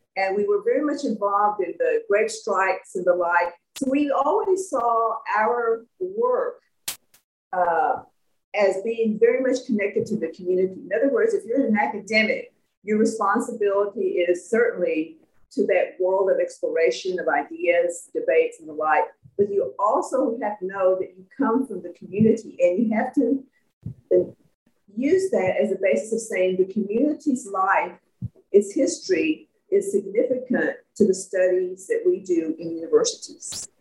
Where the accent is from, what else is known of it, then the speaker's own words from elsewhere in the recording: McGregor, Texas, United States; also born or lived in Austin, Texas; I come from Central Texas. I was born in a little town about 90 miles north Boston called McGregor.